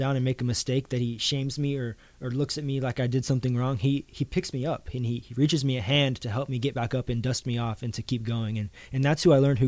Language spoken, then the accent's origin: English; Missouri, United States; Growing up in the church that I grew up in Missouri